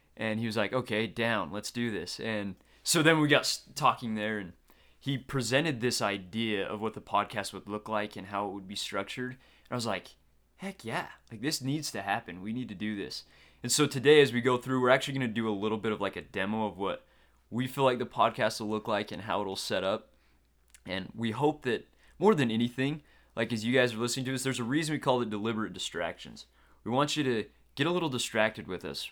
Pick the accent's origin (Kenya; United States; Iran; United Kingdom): United States; Logan, Utah; I grew up right here in Logan, Utah.